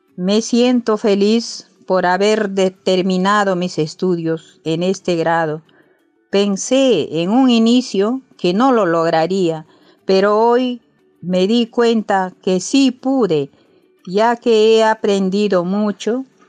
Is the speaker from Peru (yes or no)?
yes; Peru; moved away as an adult; also born or lived in Lima; Actualmente yo me encuentro en mi tierra